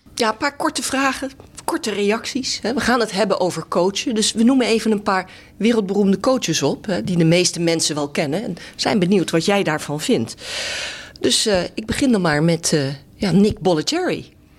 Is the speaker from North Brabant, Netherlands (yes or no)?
no; The Hague, South Holland, Netherlands; ik kom uit Den Haag